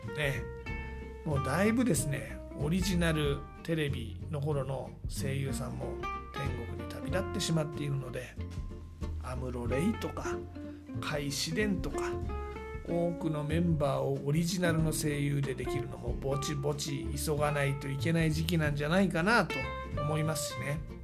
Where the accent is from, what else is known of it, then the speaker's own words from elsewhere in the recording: Kanagawa, Japan; moved away as an adult; also born or lived in Tokyo; now in Yatsugatake, Japan; 神奈川出身なんで